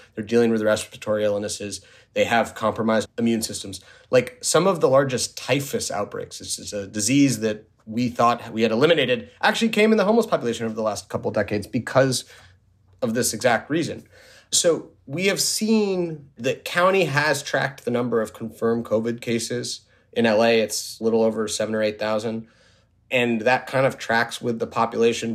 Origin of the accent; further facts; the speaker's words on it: New York City, New York, United States; also born or lived in Washington, D.C.; now in Los Angeles, United States; I grew up in New York City.